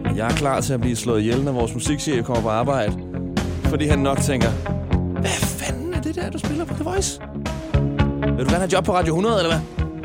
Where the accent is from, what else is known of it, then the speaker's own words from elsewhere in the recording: Smørum, Capital Region of Denmark, Denmark; min hjemstavn Smørum 2765